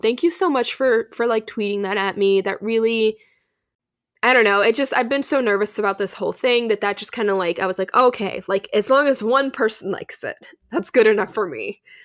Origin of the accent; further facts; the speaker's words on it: California, United States; We're from California